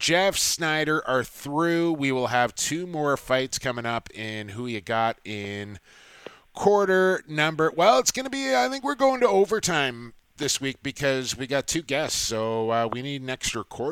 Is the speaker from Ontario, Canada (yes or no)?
no; Coquitlam, British Columbia, Canada; my hometown of Coquitlam, British Columbia